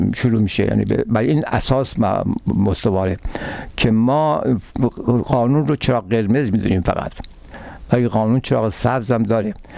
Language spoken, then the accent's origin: Persian; Tehran, Tehran Province, Iran; moved away as an adult; now in Canada; من در ایران متولد در تهران متولد شدم و تحصیلاتم هم در تهران بود اونجا بزرگ شدم